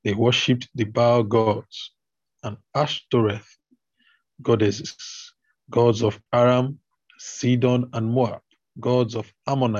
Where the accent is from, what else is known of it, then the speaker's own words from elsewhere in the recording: Nigeria; As a Nigerian